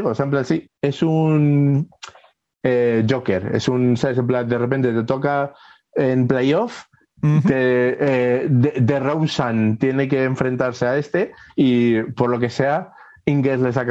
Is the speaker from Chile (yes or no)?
no; Dominican Republic; Yo soy dominicana también.